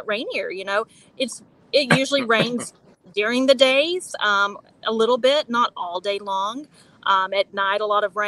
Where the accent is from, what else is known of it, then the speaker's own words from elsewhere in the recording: Texas, United States; moved away as an adult; also born or lived in Nashville, Tennessee; now in Nicaragua; I grew up in Texas.